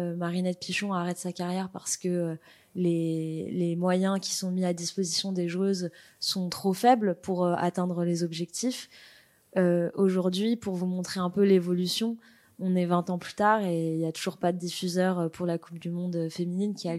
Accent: Paris, Île-de-France, France; je viens de Paris

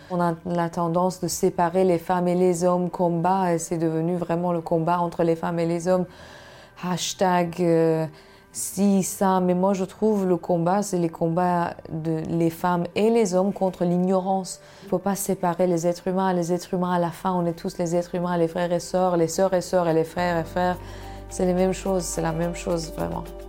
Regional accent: Iran; French is a second language; moved away as an adult; je suis née dans un pays comme l'Iran

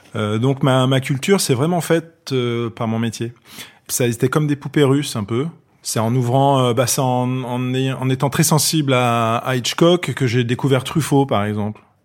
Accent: Paris, Île-de-France, France; J'ai grandi dans une bonne partie de mon enfance dans le 16e arrondissement de Paris. Et après, dans le, dans le 15e arrondissement

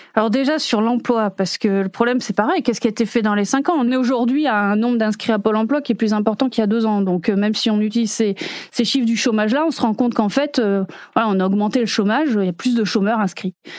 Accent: France; nous-mêmes en tant que Français

